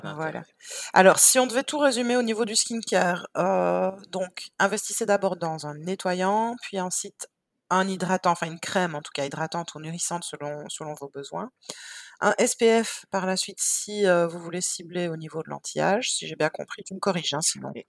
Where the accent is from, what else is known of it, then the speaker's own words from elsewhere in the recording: Belgium; on est belge.